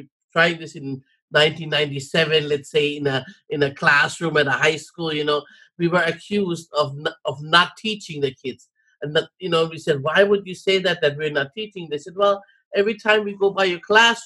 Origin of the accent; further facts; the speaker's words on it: Hawaii, United States; I am Hawaiian and my responsibility is to help my people.